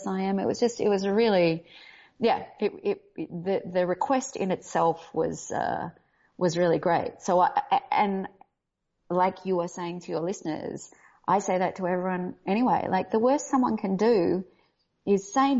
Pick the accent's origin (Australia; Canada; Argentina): Australia; accent: Australian; now in Los Angeles, United States; I come from Australia.